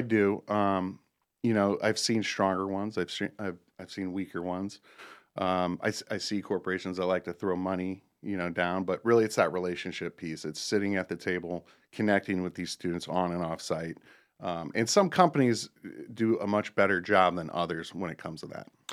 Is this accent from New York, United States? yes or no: no; Akron, Ohio, United States; moved away as an adult; also born or lived in Cuyahoga Falls, Ohio; now in Charlotte, United States; I grew up in Northeastern Ohio and, uh, Akron, Ohio area and, um, graduated at Woodridge High School, Cuyahoga Falls